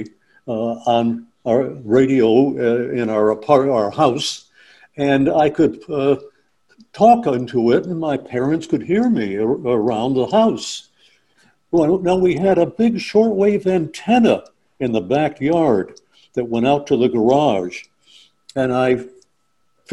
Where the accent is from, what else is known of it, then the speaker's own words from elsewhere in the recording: Corning, New York, United States; I grew up in upstate New York, a little town called Corning, New York